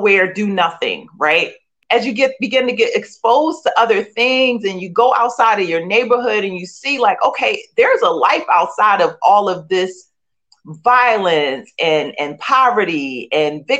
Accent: Philadelphia, Pennsylvania, United States; I grew up in Philadelphia, born and raised, and in the inner city

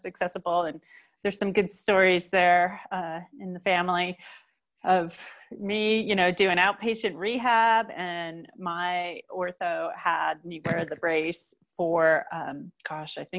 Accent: New Jersey, United States; also born or lived in California; now in Colorado, United States; I grew up in New Jersey and all my family was there

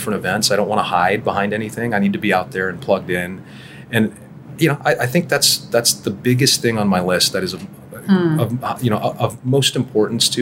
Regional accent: Toronto, Ontario, Canada; accent: Canadian; moved away as an adult; also born or lived in Charlotte, United States; now in Dallas, United States; So I'm born and raised in Toronto. I had my childhood in Toronto.

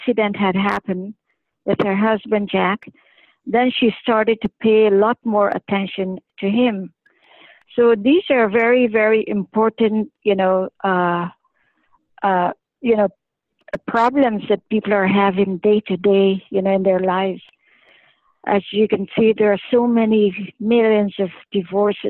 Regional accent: Canada; I'm a Canadian

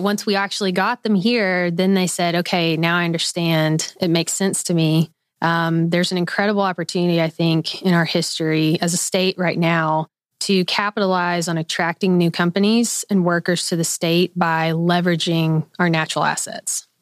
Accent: Little Rock, Arkansas, United States; I am a native Arkansan, born and raised in Little Rock, Arkansas

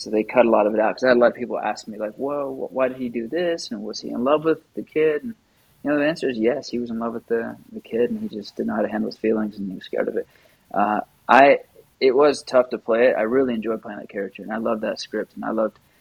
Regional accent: Oklahoma, United States; both being from Oklahoma

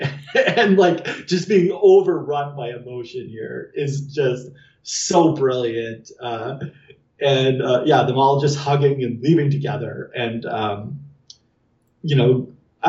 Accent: Canada; I'm Canadian

